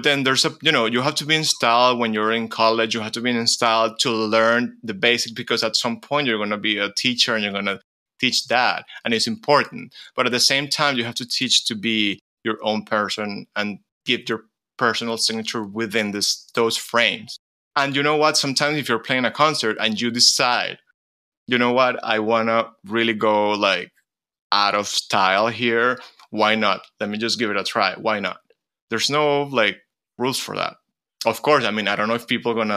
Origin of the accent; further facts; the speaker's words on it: Venezuela; moved away as an adult; also born or lived in United States; growing up in a country where, first of all, a country which is completely full of immigrants